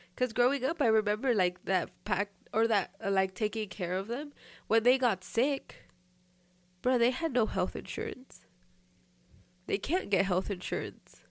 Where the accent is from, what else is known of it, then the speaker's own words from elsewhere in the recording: United States; growing up here